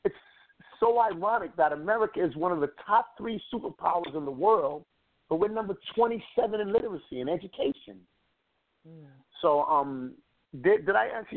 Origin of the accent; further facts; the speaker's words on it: New York City, New York, United States; I come from the Bronx, New York